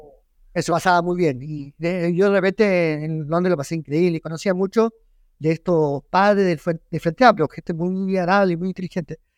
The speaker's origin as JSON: {"language": "Spanish", "country": "Chile", "said": "soy chileno"}